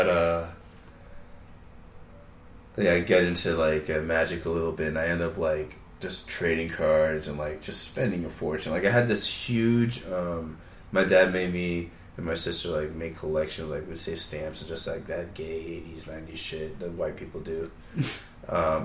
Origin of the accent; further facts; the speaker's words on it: United States; American. I'm definitely American